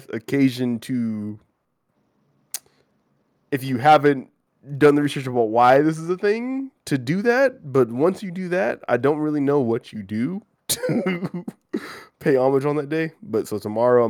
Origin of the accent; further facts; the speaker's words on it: Pacific Northwest, United States; I'm from the Pacific Northwest, black family, grew up in a black church